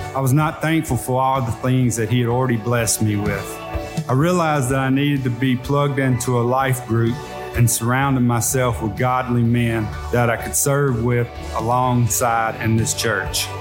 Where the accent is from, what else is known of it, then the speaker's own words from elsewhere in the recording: Monroe, Louisiana, United States; I was born and raised in Monroe, Louisiana